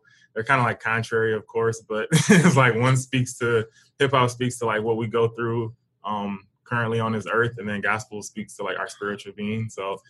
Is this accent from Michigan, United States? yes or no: yes; Detroit, Michigan, United States; we're from Detroit